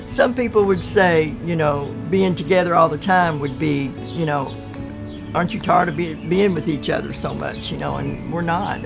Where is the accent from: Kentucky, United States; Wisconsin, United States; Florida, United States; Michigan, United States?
Kentucky, United States; Louisville; I was born and raised in Louisville.